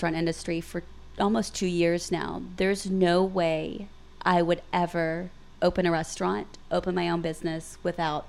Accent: Pine Bluff, Arkansas, United States; now in Little Rock, United States; We're all from Pine Bluff, but we live here.

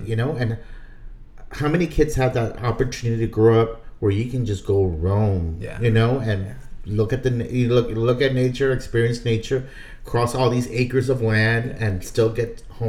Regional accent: South Texas, United States; moved away; So, we grew up in a beautiful part of Texas. It's like a delta, right by the Rio Grande River. A lot people, when they think of like South Texas, they just think flatlands, mesquite trees, yeah. Not much to offer.

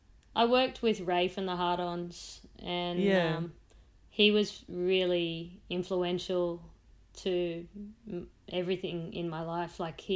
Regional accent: Central Coast, New South Wales, Australia; moved away; also born or lived in Sydney; I was from the Central Coast.

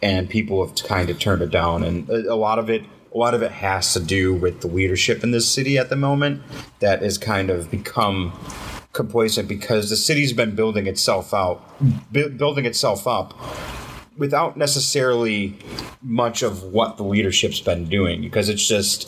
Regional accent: Cheektowaga, New York, United States; We grew up in Cheektowaga. We grew up basically East Side as it is

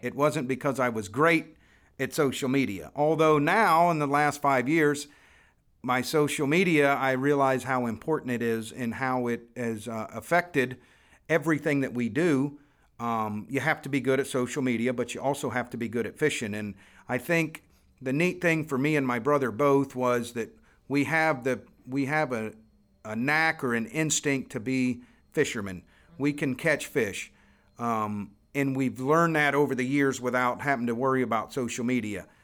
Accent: Florida, United States; born or raised there

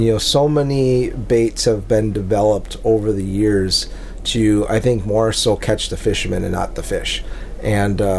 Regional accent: Lake Winnebago, Wisconsin, United States; growing up on Lake Winnebago, which is, you know, kind of the lake or the Mille Lacs Lake of Minnesota

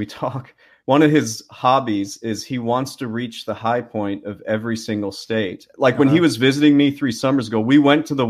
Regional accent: Canada; I don't have one drop of British blood in me. Never been to the country. I'm Canadian.

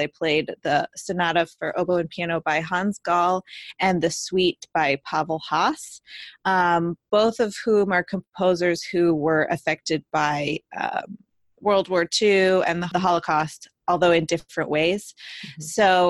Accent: Mississippi, United States; I did a recital at University of Southern Mississippi, my home base, my hometown crowd.

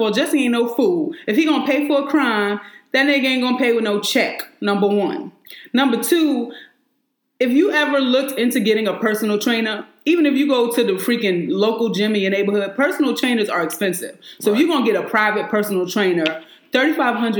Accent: New York, United States; I'm from New York.

